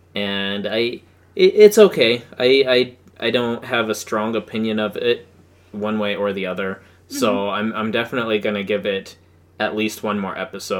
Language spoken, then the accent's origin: English; United States; because we're American